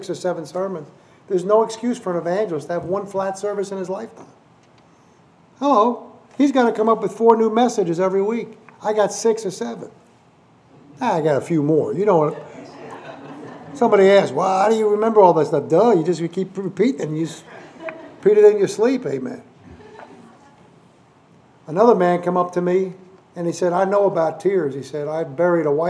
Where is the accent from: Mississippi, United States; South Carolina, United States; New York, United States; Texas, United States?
New York, United States; New York City; moved away; I'm a native New York nut. You know, I grew up, Lenox Hill Hospital is where I was born. I was ground zero during COVID, you know, in the crazy Manhattan there with Mount Sinai Hospital. And I grew up in Upper East Side of Manhattan.